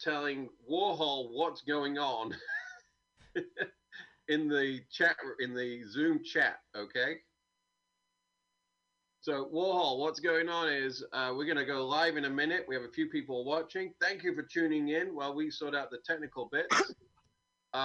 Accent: United Kingdom

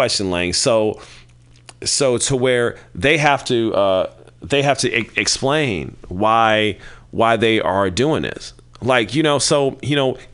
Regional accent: Kansas City, United States; I'm from Kansas City, home of of cows and barbecue

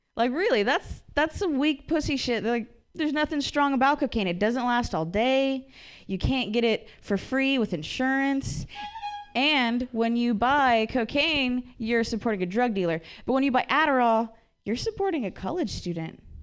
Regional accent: Ohio, United States; I'm from Ohio

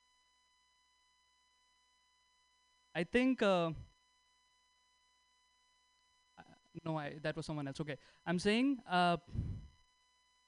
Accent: India; English is a second language; moved away as an adult; now in United States; I'm from India, 6 months in US

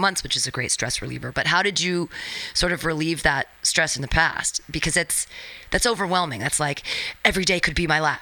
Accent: San Francisco, California, United States; I'm from San Francisco

